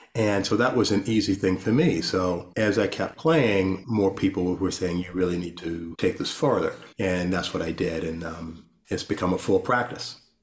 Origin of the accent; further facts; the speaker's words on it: Rustburg, Virginia, United States; I grew up in Rustburg, Virginia.